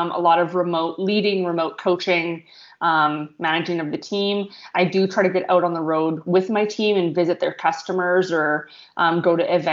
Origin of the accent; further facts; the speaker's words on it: Morden, Manitoba, Canada; I grew up in Morden